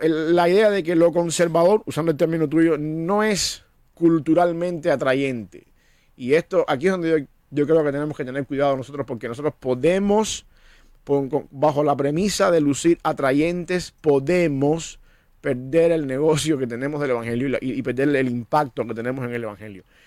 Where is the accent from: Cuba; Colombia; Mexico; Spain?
Cuba; moved away; Yo soy cubano, yo entiendo que yo nací cubano